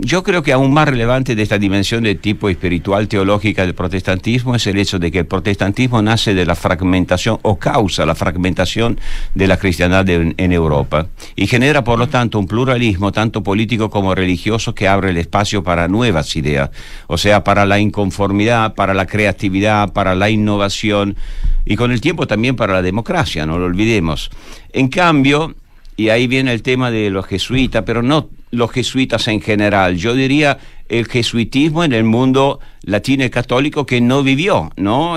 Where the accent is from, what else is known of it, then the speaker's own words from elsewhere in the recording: Italy; yo como italiano